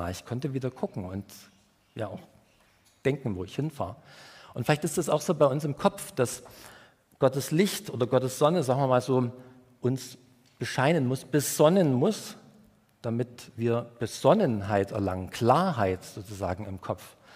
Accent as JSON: {"language": "German", "region": "Saxony", "country": "Germany", "said": "Ich komme ja aus dem Erzgebirge und da gibt es viele Berge und viele Kurven, ähm, also ursprünglich aus dem Erzgebirge"}